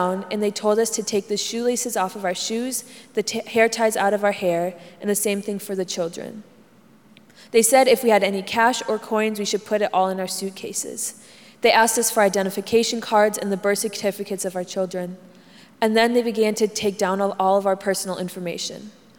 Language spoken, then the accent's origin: English; Honduras; moved away as an adult; now in United States; I left my whole family back in Honduras, and I want to go back there one day.